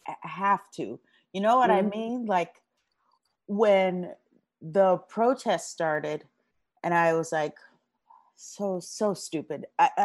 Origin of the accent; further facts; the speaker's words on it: Los Angeles, California, United States; I am from South Central LA. I'm born and raised here.